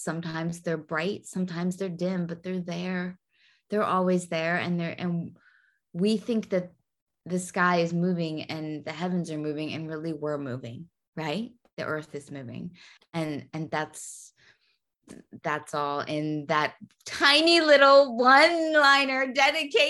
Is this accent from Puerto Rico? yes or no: yes; Puerto Rico; growing up in Puerto Rico